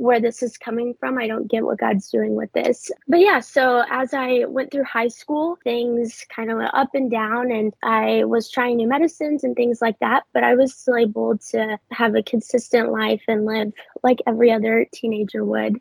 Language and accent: English; Southern Illinois, United States; moved away as an adult; I was raised in Southern Illinois, so a little bit of a small town sort of vibe